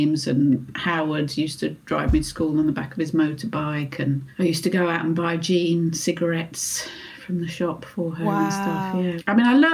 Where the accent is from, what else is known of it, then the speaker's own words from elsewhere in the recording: United Kingdom; being British